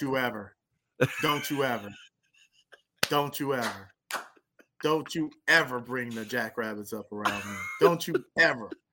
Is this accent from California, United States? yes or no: yes; near Lancaster, Palmdale, California, United States; moved away as an adult; also born or lived in South Dakota; right by my hometown